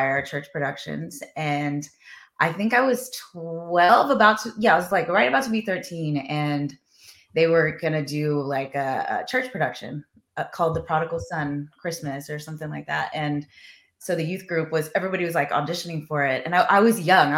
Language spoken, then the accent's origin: English; Texas, United States; now in Los Angeles, United States; growing up in Texas, all boys